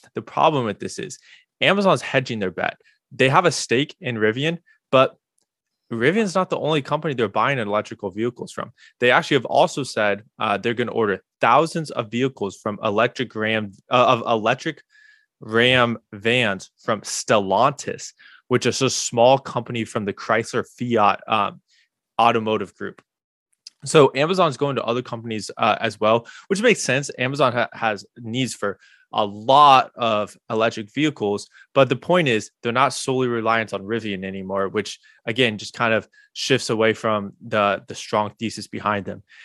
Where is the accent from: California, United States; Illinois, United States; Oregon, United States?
Illinois, United States; Bloomington; also born or lived in Normal, Illinois; I grew up in Bloomington